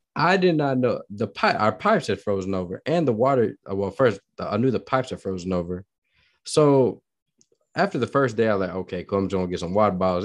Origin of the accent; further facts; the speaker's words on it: Midwest, United States; now in Texas, United States; I'm not from Texas, I've been in mid, I'm, I'm from the Midwest